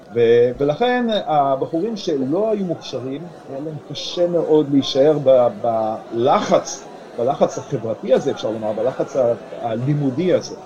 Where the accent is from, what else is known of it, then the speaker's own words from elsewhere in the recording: Lithuania; first language Yiddish; Hebrew is a second language; now in Israel; אני עצמי נולדתי בליטא ולמדתי בבית ספר אה, ליטאי